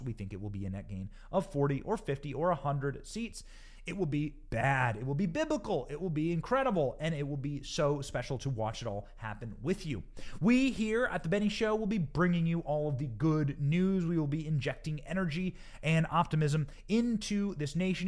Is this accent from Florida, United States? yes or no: yes; Tampa, Florida, United States; my hometown here in Tampa